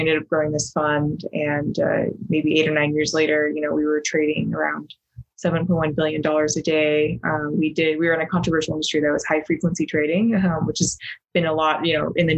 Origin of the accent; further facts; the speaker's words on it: Logan, Utah, United States; also born or lived in China; I grew up in Northern Utah, in Logan